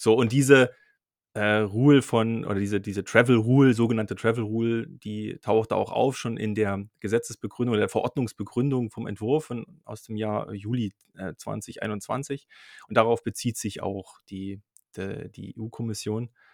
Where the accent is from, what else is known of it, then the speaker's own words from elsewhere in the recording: Dresden, Saxony, Germany; Ich komme aus Dresden